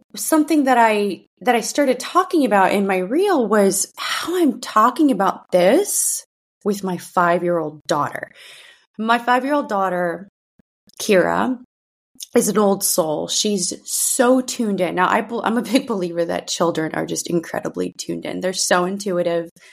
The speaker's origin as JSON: {"language": "English", "town": "San Francisco", "region": "California", "country": "United States", "tie": "born or raised there", "first_language": "Russian", "second_language": "English", "said": "when I was growing up in the San Francisco school district"}